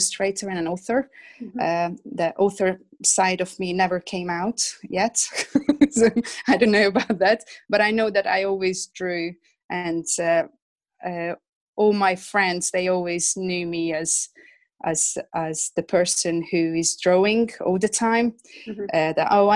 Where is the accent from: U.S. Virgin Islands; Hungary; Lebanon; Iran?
Hungary; English is a second language; moved away as an adult; now in England; I'm originally from Hungary. That's where I was born and that's where I grew up. I came to England about 20 years ago.